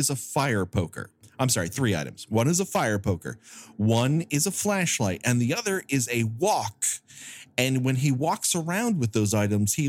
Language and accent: English; Glendale, United States; I grew up in Glendale.